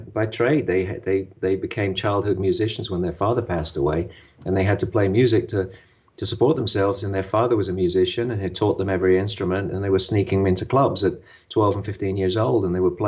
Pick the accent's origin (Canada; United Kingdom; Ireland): United Kingdom; London; I grew up in Maida Vale in London